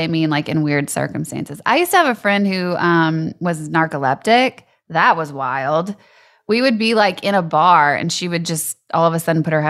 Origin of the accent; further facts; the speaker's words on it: Louisiana, United States; moved away; I'm from Louisiana and like they were not strict down there.